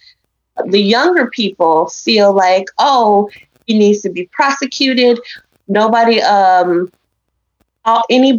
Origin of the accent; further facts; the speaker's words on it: Memphis, Tennessee, United States; we're from Memphis